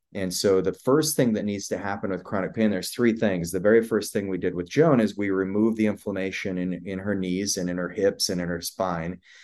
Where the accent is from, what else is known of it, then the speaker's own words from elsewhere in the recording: Idaho, United States; I, I grew up in Idaho, grew up on a cattle ranch.